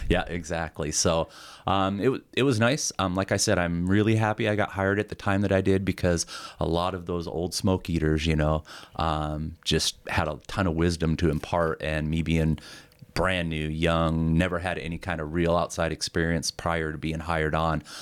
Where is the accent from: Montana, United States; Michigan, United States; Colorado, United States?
Montana, United States; also born or lived in South Carolina; growing up in Montana, I, I loved it. You know, I mean, still do, obviously, I'm still here.